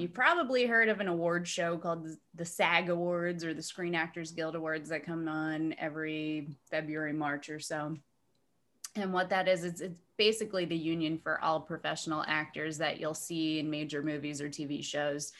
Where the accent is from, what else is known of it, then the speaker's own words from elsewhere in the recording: New Jersey, United States; now in Dunedin, United States; I am from New Jersey